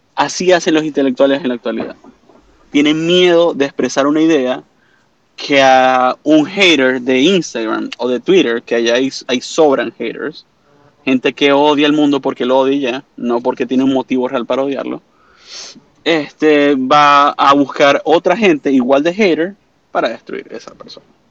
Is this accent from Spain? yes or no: no; Venezuela; moved away as an adult; also born or lived in Canada; now in Orlando, United States; aquí en Estados Unidos, como todo venezolano, saliendo de Venezuela, fui a Canadá, regresé de Canadá a Estados Unidos y ahora me encuentro en mi paz y tranquilidad aquí en Orlando